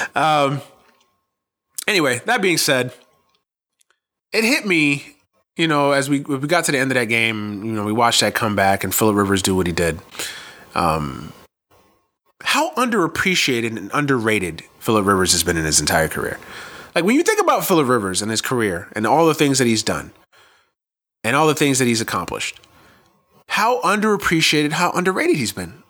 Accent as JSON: {"language": "English", "region": "New York", "country": "United States", "said": "I'm from New York"}